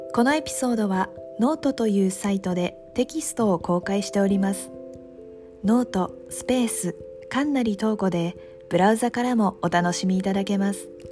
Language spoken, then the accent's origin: Japanese; Japan; 私たちは生まれ育った日本という国